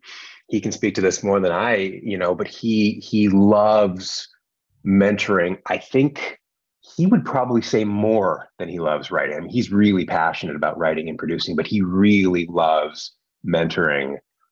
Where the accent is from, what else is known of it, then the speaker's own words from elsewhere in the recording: Canada; I'm from Canada originally.